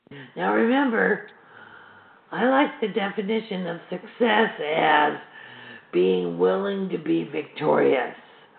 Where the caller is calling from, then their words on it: Chicago, Illinois, United States; I'm calling from Chicago.